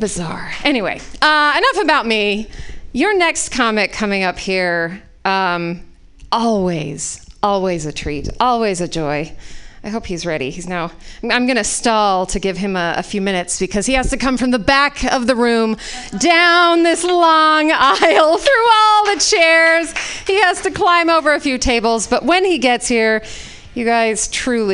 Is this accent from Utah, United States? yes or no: yes; Utah, United States; moved away; I was raised in Utah